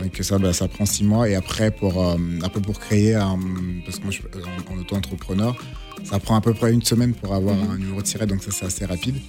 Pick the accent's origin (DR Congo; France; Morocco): DR Congo; Kinshasa; moved away; Je, suis né, je suis né au Congo